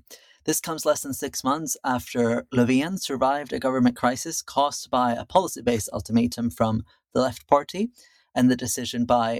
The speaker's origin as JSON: {"language": "English", "country": "Sweden", "said": "Now to another government crisis in my home country of Sweden."}